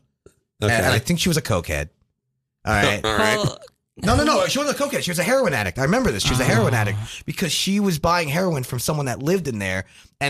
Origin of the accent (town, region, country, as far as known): New Jersey, United States; moved away; also born or lived in Florida